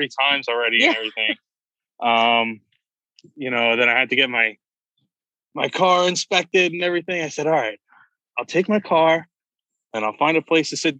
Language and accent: English; New York, United States; I'm from New York